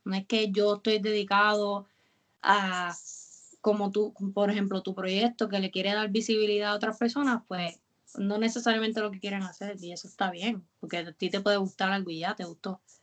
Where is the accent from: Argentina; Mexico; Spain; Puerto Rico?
Puerto Rico; Carolina; also born or lived in San Juan; yo toda la vida he sido de Carolina